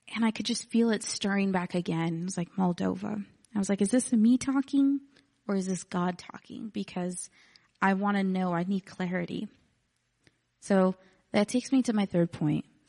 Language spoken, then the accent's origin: English; Texas City, Texas, United States; I'm from Texas City, which is like fifteen minutes from here